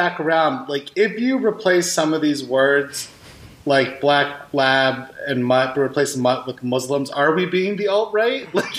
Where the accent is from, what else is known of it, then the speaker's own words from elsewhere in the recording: India; Speaking as an Indian who may also be a product of generations of inbreeding